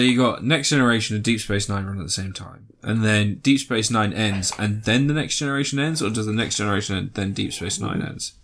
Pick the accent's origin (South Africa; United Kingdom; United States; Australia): United Kingdom; We are British. We live near London